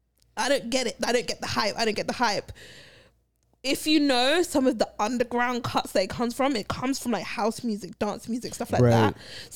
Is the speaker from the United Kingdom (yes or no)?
yes; London, United Kingdom; I come from London. It's a multicultural society.